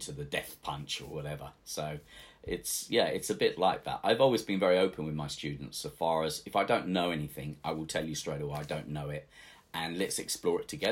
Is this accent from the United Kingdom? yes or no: yes; England, United Kingdom; He came from Venice, so of course I'm English. I'm not Italian, but I have an Italian name.